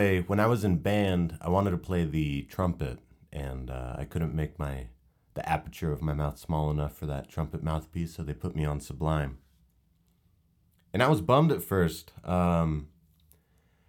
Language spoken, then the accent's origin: English; Northern California, United States; I grew up in Northern California